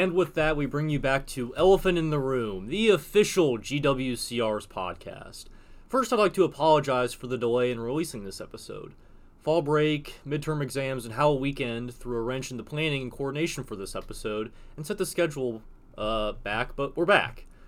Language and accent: English; Tennessee, United States; moved away as an adult; now in Washington, United States; my home state of Tennessee